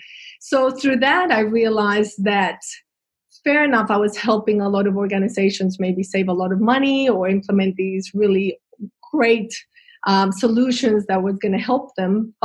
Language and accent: English; Colombia; moved away as an adult; now in Australia; I'm originally from Colombia, South America, and I arrived in Australia 20 years ago